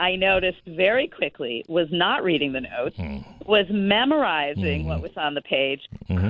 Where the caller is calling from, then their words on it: Columbus, Ohio, United States; also born or lived in Israel; I live in Columbus, Ohio, mm-hmm. So I am calling from my office in my house.